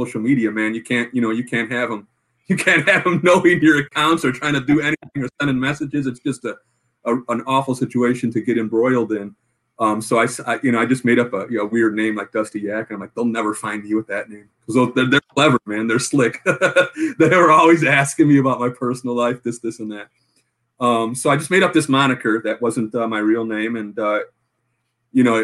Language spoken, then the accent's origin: English; Chicago, Illinois, United States; I'm from Chicago, Illinois